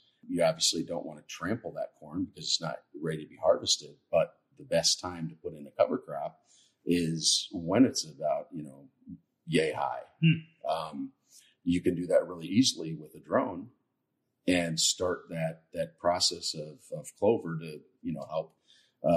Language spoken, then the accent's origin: English; Indiana, United States; we're from Indiana, we're corn country